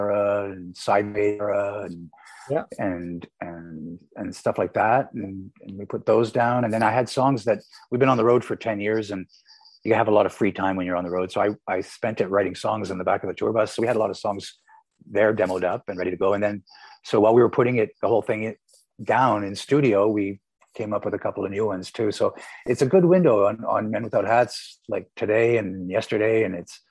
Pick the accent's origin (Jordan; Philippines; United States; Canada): Canada; Montreal, Quebec; moved away as an adult; now in Vancouver Island, Canada; I'm originally from Montreal, from the East Coast, and I got tired of the 10-month-long winters, and so I decided to move out here.